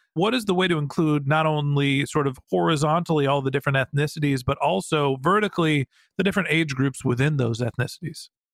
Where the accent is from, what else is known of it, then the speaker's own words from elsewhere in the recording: United States; White guy, middle aged, privileged, United States of America